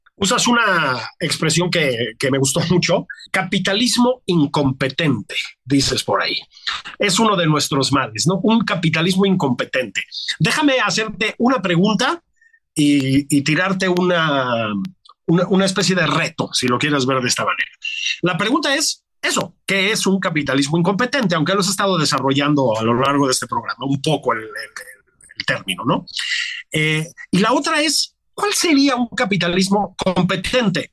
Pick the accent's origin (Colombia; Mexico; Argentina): Mexico; somos mexicanos